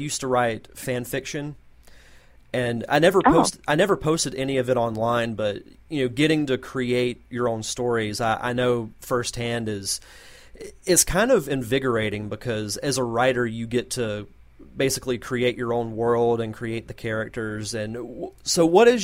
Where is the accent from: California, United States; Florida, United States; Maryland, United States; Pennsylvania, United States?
Florida, United States; Gulf Coast of; I'm from the Gulf Coast of Florida